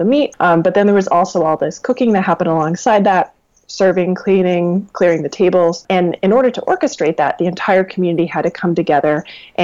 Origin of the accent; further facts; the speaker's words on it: rural Vermont, United States; I actually grew up in rural Vermont, and I was raised on a goat farm